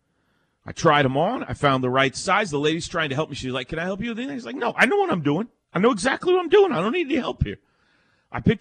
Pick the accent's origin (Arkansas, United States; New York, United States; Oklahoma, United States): Oklahoma, United States; Mustang; I grew up in Mustang. I'm 49 years old.